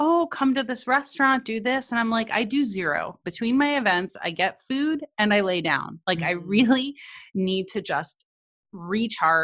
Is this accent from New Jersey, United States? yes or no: yes; near Montclair, New Jersey, United States; moved away; Montclair, New Jersey, which is near my hometown